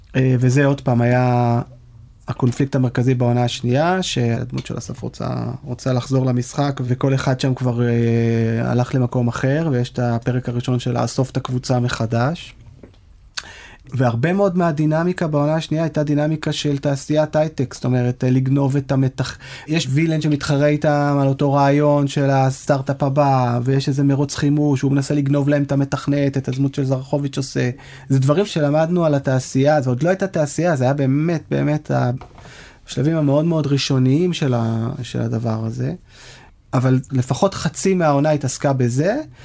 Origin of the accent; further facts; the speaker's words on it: Israel; כישראלים שגדלו לדור הסוציאליסטי